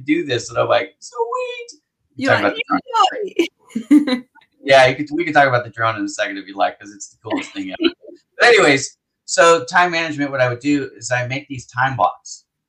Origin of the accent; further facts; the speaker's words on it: Las Vegas, Nevada, United States; now in Los Angeles, United States; Vegas is where I grew up